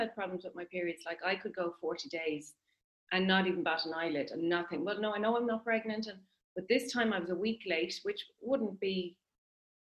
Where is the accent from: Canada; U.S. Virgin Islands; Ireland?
Ireland; Maynooth, County Kildare; moved away as an adult; now in Newbridge, Ireland; I'm from Maynooth